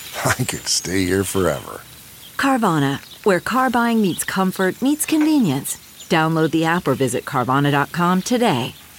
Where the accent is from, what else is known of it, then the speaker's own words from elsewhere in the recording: Midwest, United States; now in California, United States; I wasn't born here, but I've always wanted to live here. Part of that desire comes from growing up as a Midwestern 70s